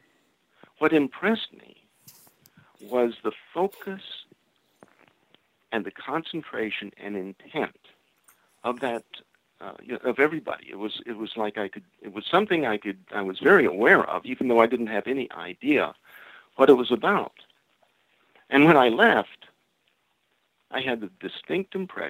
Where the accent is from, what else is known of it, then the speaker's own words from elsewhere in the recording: Florida, United States; I'm from Florida